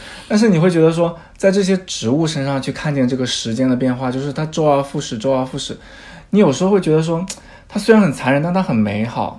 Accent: Jiangxi, China; moved away as an adult; now in London, United Kingdom; 我的老家是江西的一个小地方

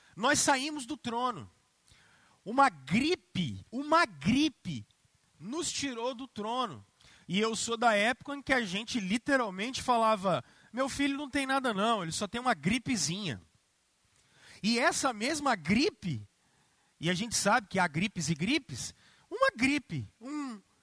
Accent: Brazil; nós que somos brasileiros

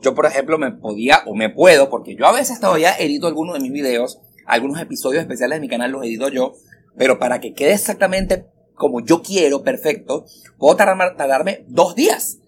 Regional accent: Venezuela; now in Miami, United States; soy súper venezolano

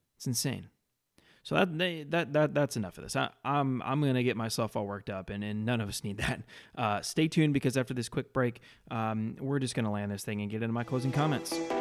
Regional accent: Florida, United States; here in my home state.

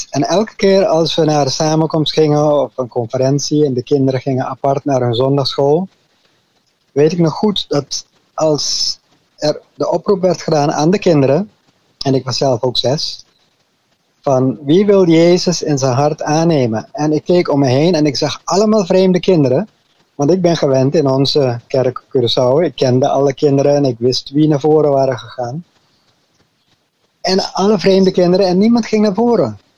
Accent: Arnhem, Gelderland, Netherlands; born there; also born or lived in French Guiana; Ja, ik ben geboren in Arnhem, Nederland. En toen ik drie maanden oud was, toen gingen mijn ouders voor het eerst de zending in. Eerst naar Frans-Guyana. Daar hebben we een jaar gewoond.

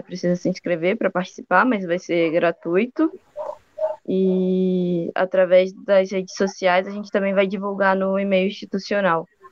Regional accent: Rio de Janeiro, Brazil; now in Piracicaba, Brazil; Eu agora estou em Piracicaba, mas eu passei bastante tempo na casa dos meus pais no Rio de Janeiro.

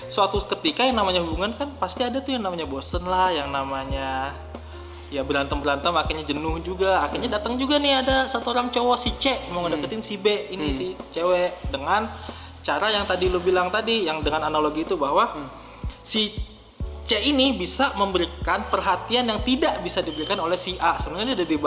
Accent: Java, Indonesia; walaupun gue juga orang Jawa gitu

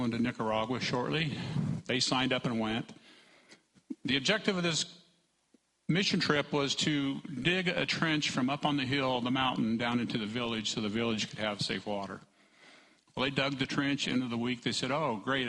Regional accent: New Sharon, Iowa, United States; I'm from New Sharon, Iowa.

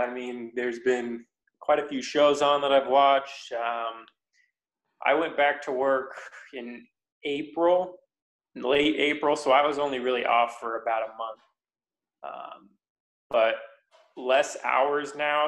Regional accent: Tacoma, Washington, United States; I grew up in Tacoma, Washington, which is a little bit south of Seattle

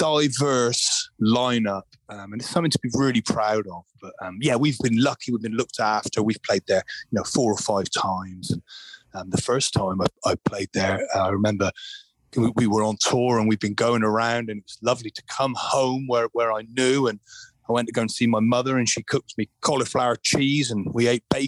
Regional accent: Glastonbury, South West England, United Kingdom; I grew up in Glastonbury Town

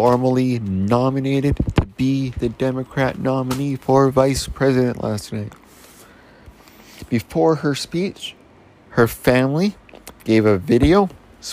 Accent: Canada; We're Canadian

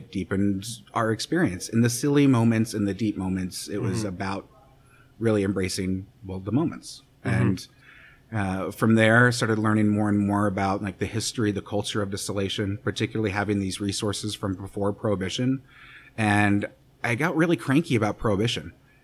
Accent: Kansas City, Missouri, United States; also born or lived in Arkansas / San Francisco; I grew up in Kansas City. This is where I'm from.

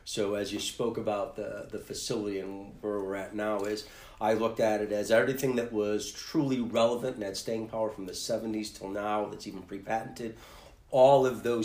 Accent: Buffalo, New York, United States; I grew up in the Bailey Dode area then, and I played Little Loop football behind Emerson High School

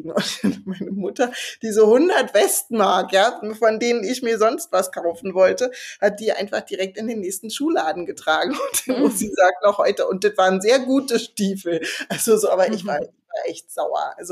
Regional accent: East Germany, Germany; Und der Taxifahrer war, wo kommen Sie denn her? Na, aus, aus dem Osten.

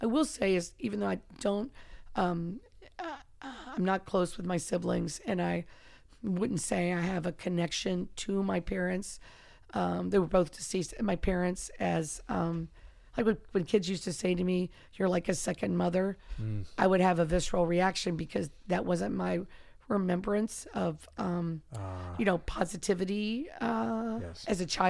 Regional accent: Kentucky, United States; And he's mm-hmm. from my home state and, wow.

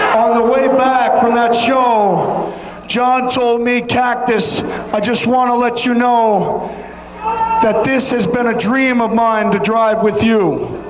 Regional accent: New York, United States; I am a New Yorker

